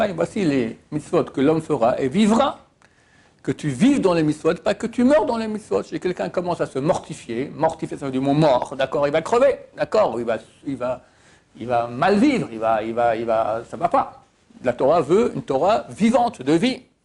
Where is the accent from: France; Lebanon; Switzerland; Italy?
Switzerland; moved away; je viens de Suisse